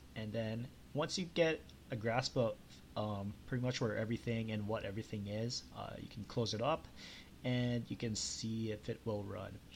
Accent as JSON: {"language": "English", "country": "Canada", "said": "I'm from Canada"}